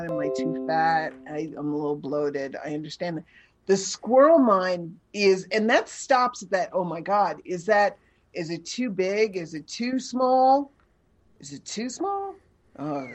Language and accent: English; New York City, New York, United States; I grew up in New York City